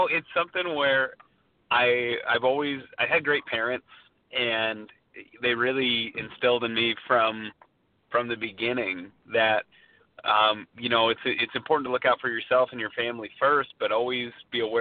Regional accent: Allentown, Pennsylvania, United States; I'm from Allentown, Pennsylvania

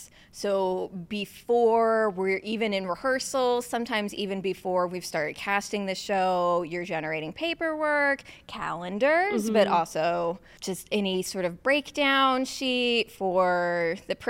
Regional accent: south of St. Louis, Missouri, United States; I grew up in Missouri, south of St. Louis.

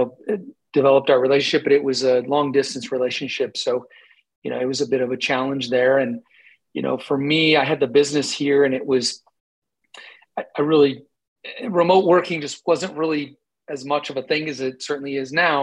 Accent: Colorado, United States; also born or lived in Camp Lejeune, North Carolina; we moved all over until we settled in Colorado when I was five

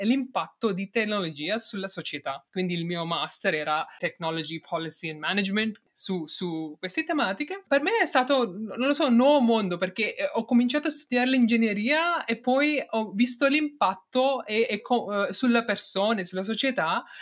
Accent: India; Italian is a second language; moved away as an adult; also born or lived in Netherlands; now in Turin, Italy; sono nata in India, ho fatto mio, diciamo, i prim, primi anni di studio fino al mio triennale lì

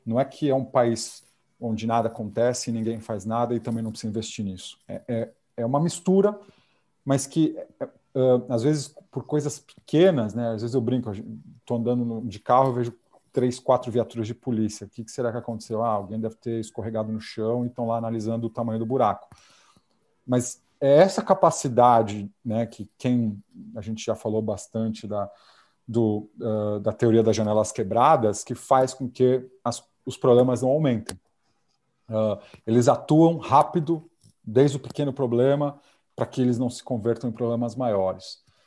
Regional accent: Brazil; moved away as an adult; now in Japan; se eu sou brasileiro

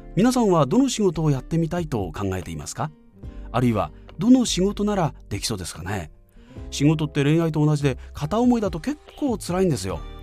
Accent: Fukui, Japan; 地元福井でナレーションイベント MC

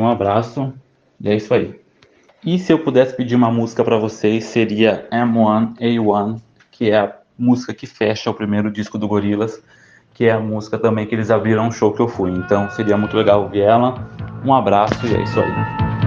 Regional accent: São Paulo, Brazil; eu tenho 27 anos e eu sou de São Paulo

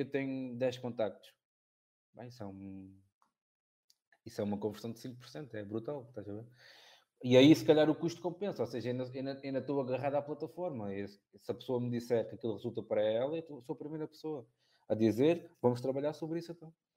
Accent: Olhão, Algarve, Portugal; Olhão, que é, que é, que é a minha terra

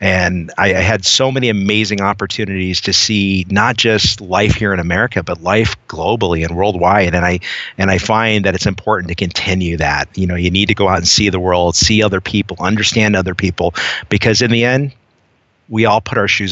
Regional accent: Southern California, United States; I grew up in Southern California

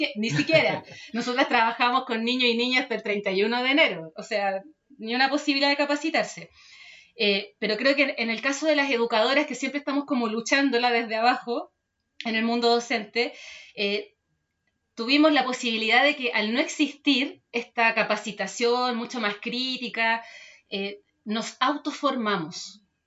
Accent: Chile; como cultura chilena, tenemos

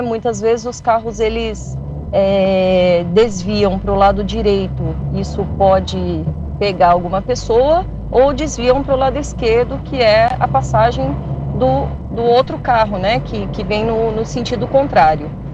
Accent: Jacareí, São Paulo, Brazil; eu sou eu sou de Jacareí

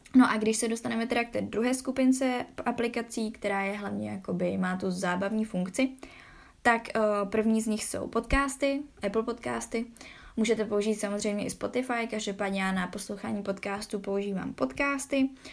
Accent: Czechia; že jsem z Česka

